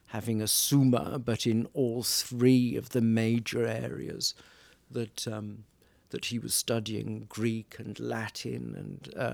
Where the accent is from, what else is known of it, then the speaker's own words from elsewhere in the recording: South Wales, United Kingdom; also born or lived in Cambridge; now in California, United States; I started with the church in Wales, because I'm a Welshman. I'm not English.